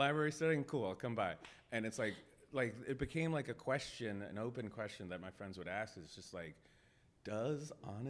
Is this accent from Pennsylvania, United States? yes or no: yes; Pittsburgh, Pennsylvania, United States; moved away as an adult; now in Los Angeles, United States; So I've lived in LA for close to 8 years now. I'm from Pittsburgh